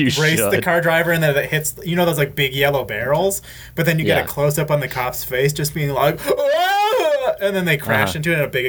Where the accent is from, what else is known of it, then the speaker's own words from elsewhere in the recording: Canada; I'm Canadian.